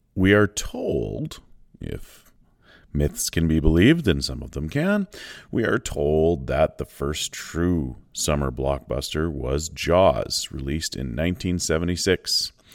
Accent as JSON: {"language": "English", "area": "Shaunavon", "region": "Saskatchewan", "country": "Canada", "tie": "born or raised there", "said": "my hometown movie theater in Shaunam, in Saskatchewan"}